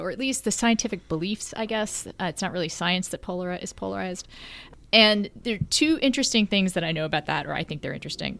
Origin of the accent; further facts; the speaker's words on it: Texas, United States; As a Texan